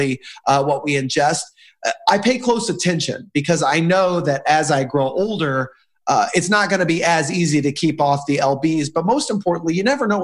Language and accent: English; middle of the States, Midwest, United States; You asked me where I was from, and I said middle of the States.